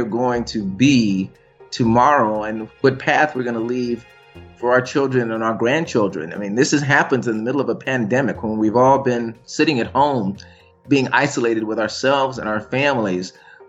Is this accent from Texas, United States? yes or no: no; Tulsa, Oklahoma, United States; I'm old enough to remember segregation in my hometown of Tulsa, Oklahoma